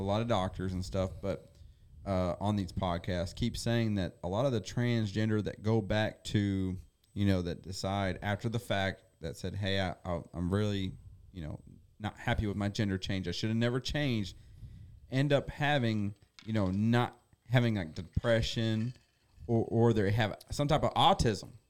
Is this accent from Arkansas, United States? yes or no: no; Indiana, United States; I was born in Indiana